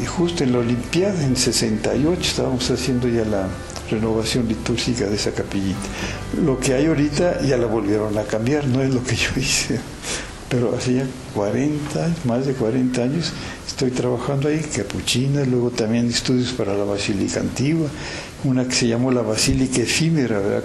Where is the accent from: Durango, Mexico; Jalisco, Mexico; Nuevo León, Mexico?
Jalisco, Mexico; Guadalajara; Yo soy de Guadalajara